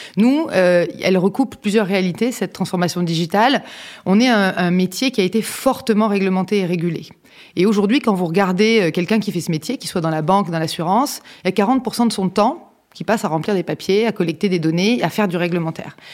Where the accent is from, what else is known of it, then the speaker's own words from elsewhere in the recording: southern France, France; moved away as an adult; also born or lived in Lyon / Neuilly-sur-Seine; quand on vient du sud de la France